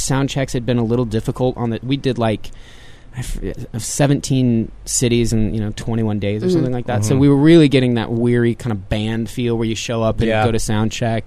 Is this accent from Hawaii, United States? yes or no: no; Austin, Texas, United States; I'm from Austin.